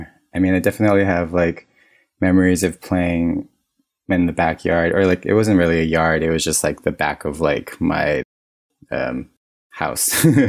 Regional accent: Kaneohe, Hawaii, United States; It was super lush, kind of mountainy. It rained all the time.

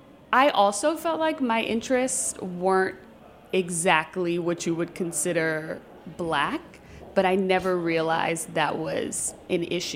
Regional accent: Prince George's County, Maryland, United States; to other kids growing up in Prince George's County, like I was seen as trying to be uppity or quote unquote white.

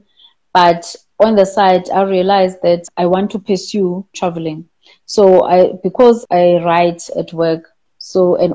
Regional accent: Butterworth, Eastern Cape, South Africa; I grew up in a small town called Butterworth

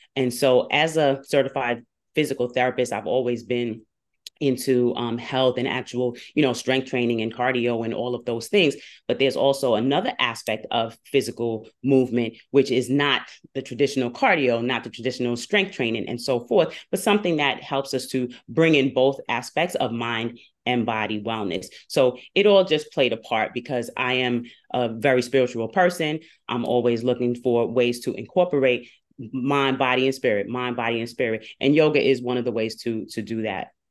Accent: Long Island and Queens, New York, United States; I come to you from New York by way of Long Island and Queens

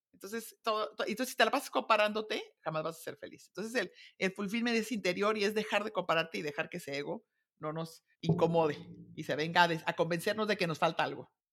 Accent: Guadalajara, Jalisco, Mexico; moved away as an adult; also born or lived in Zamora / United States / Munich; me casé de 20, me fui a vivir fuera de, de Guadalajara, a Zamora

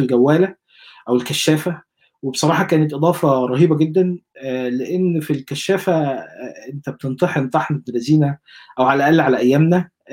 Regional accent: Egypt; moved away as an adult; also born or lived in Saudi Arabia / United Arab Emirates / Shibin El Kom, Monufia; now in New Zealand; انا عشت اتولدت في مصر وبعدين عشت شويه في السعوديه وشويه في الامارات مع اسرتي قبل ما آه، اكبر يعني وبعدين آه، نزلت مصر بقى اخذت الاعداديه

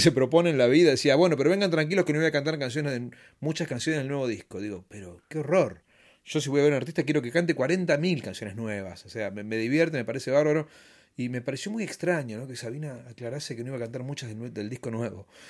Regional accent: Bahía Blanca, Buenos Aires Province, Argentina; moved away as an adult; now in Buenos Aires, Argentina; Yo nací acá, nací en Balcarce al 200

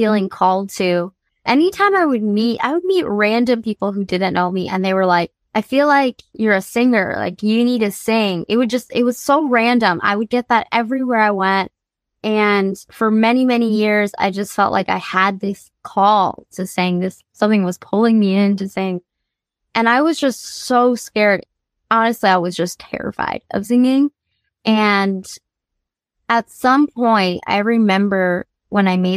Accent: Grand Rapids, Michigan, United States; moved away as an adult; also born or lived in New York; now in Los Angeles, United States; I was born in New York, and then I was raised in Grand Rapids, Michigan until I was out of high school, and then I moved

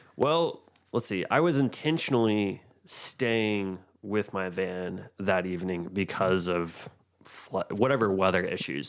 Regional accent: Franklin, Tennessee, United States; growing up in Franklin

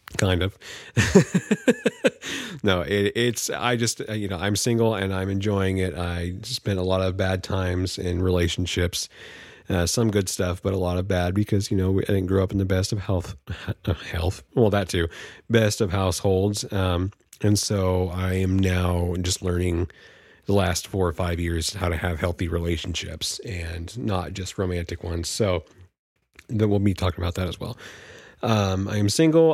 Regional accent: Vallejo, California, United States; now in Humboldt County, California, United States; I'm from Vallejo, California. Uh, currently residing in Humboldt County, California.

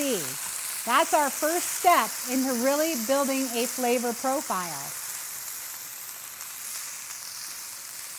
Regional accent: New England, United States; I'm from New England. I have to say wicked every once in a while

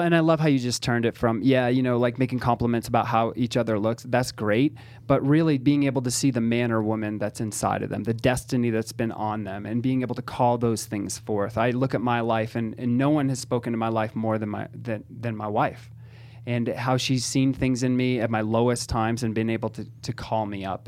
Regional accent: Northeast, United States; I'm Italian, and I'm from the Northeast, so I'm direct, I'm blunt

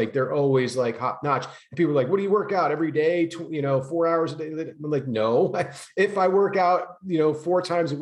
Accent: New Jersey, United States; moved away as an adult; now in California, United States; I grew up having a lot of from New Jersey, Italian family

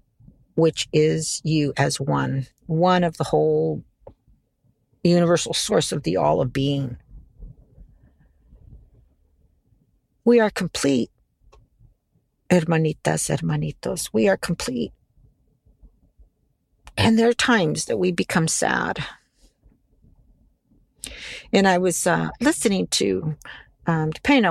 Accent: United States; This is where I grew up in America

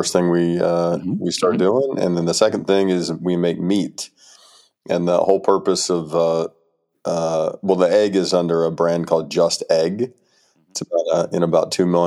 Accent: Birmingham, Alabama, United States; also born or lived in California; now in Berkeley, United States; Originally from meat country in Alabama. So I grew up in Birmingham, Alabama

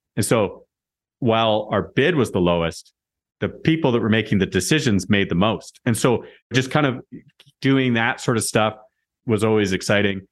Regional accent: Moose Jaw, Saskatchewan, Canada; I was a kid from Moose Jaw

